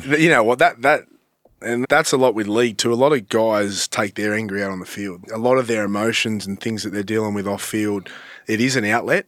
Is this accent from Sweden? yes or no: no; Sydney, New South Wales, Australia; I grew up in Malabar